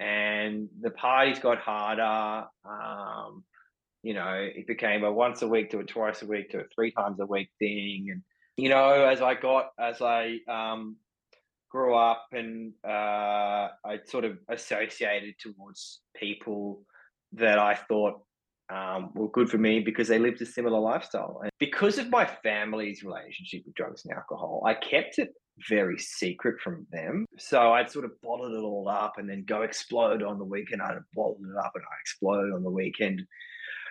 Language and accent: English; Sydney, New South Wales, Australia; I was born and raised in Sydney